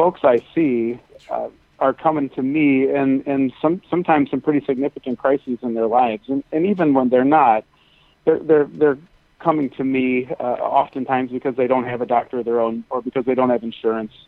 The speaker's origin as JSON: {"language": "English", "region": "Michigan", "country": "United States", "said": "I'm from Michigan"}